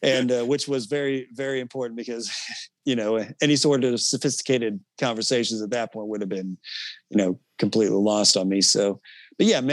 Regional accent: Lee's Summit, Missouri, United States; I grew up in Lee's Summit

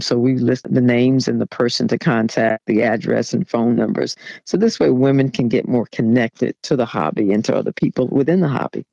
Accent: New York City, New York, United States; I'm originally from Jamaica, Queens, New York. I grew up in a fairly middle class neighborhood.

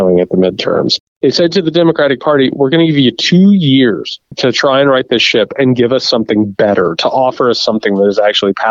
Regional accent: Indiana, United States; Indiana, my home state

